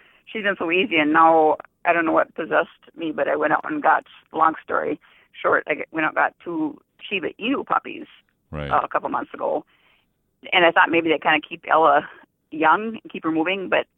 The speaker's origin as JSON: {"language": "English", "town": "Fairmount", "region": "North Dakota", "country": "United States", "tie": "born or raised there", "said": "I was born and raised in North Dakota, Fairmont, North Dakota, actually"}